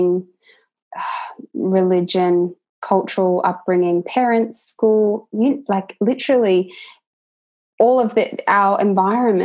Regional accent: Australia; I'm from Australia

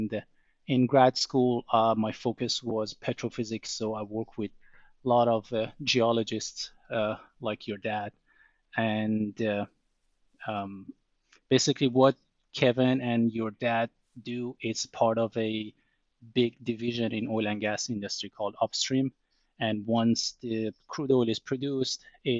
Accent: southern Iran, Iran; moved away; I grew up in Iran or Iran

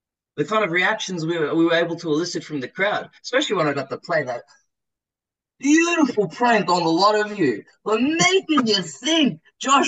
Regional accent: Melbourne, Victoria, Australia; also born or lived in South Australia / Dandenong / Springvale; I was born and raised in the northwestern suburbs in Gladstone Park

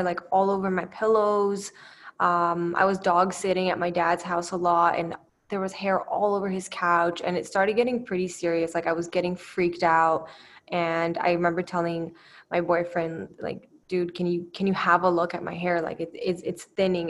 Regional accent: Canada; also born or lived in Romania; I'm from Canada. I'm originally from Romania and I came to Canada in 1999. So I was pretty young. So it's fair to say that I'm pretty Canadian

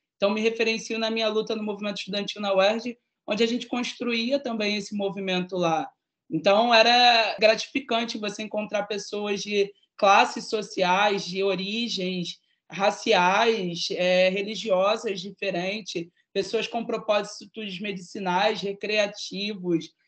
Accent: Rio de Janeiro, Brazil; como uma jovem de favela da cidade do Rio de Janeiro

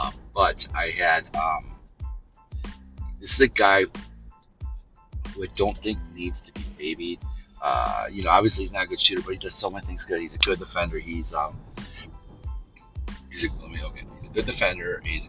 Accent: Milwaukee, Wisconsin, United States; Milwaukee Bucks, my hometown team

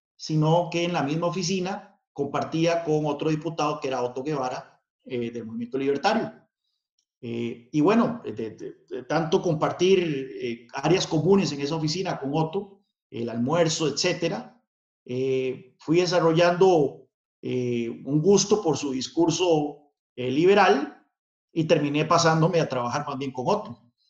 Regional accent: San Carlos, Alajuela, Costa Rica; Yo crecí en, el contexto de la Guerra Fría, eh, no muy lejos de la frontera con Nicaragua, que eran uno de los puntos calientes de esa Guerra Fría, eh, ahí en San Carlos.

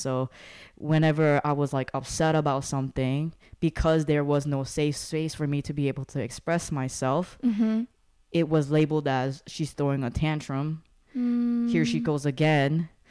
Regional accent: South Korea; growing up in Korea meant that it was a culture, a standard of excellence, and the expectation of greatness and bringing honor to the family.

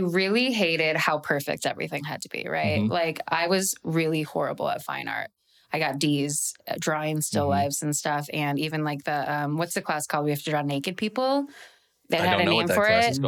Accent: Midwest, United States; I'm a Midwesterner

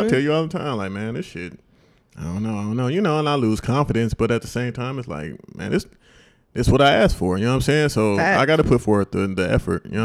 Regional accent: Cleveland, Ohio, United States; also born or lived in Irving, Texas; now in Dallas, United States; I'm from Cleveland, Ohio

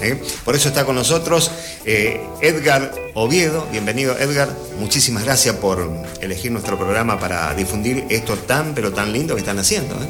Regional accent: Gobernador Martínez, Corrientes, Argentina; con el equipo de mi pueblo, de Gobernador Martínez con el Club Santa Rosa

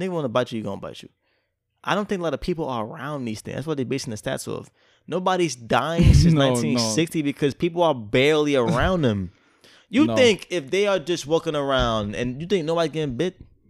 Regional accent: New York, United States; I'm from New York. I don't give a fuck about snakes.

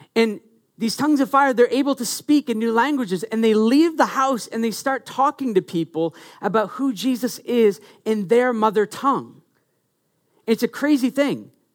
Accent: Maine, United States; I'm from Maine

